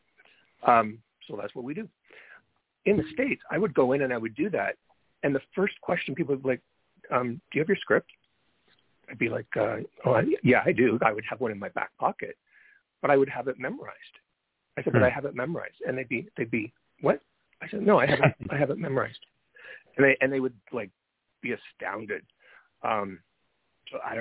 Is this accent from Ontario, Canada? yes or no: yes; London, Ontario, Canada; also born or lived in Brantford, Ontario / Toronto, Ontario; I grew up in London, Ontario